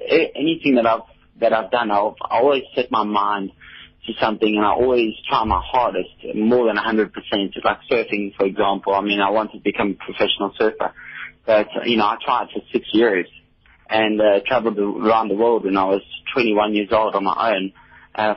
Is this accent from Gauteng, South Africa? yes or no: no; Port Elizabeth, Eastern Cape, South Africa; I'm from Port Elizabeth